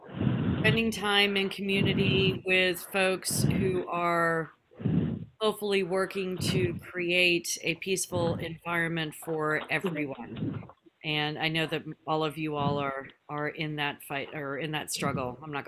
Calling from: Bridgeport, Connecticut, United States; I am calling from Pagosset Golden Hill Tribal Lands, otherwise known as Bridgeport, Connecticut.

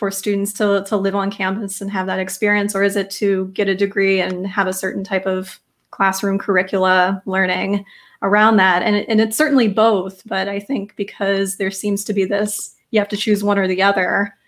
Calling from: Raleigh, North Carolina, United States; Yeah, I'm calling in from Raleigh, North Carolina, and it's constantly fluctuating here.

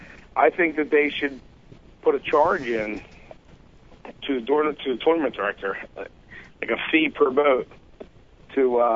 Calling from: New Jersey, United States; We doing? South Jersey.

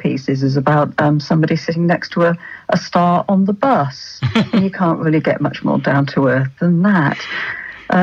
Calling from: Manchester, North West England, United Kingdom

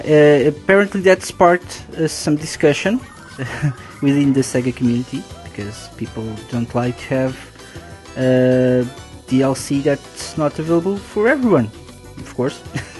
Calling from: Portugal; I'm live from Portugal.

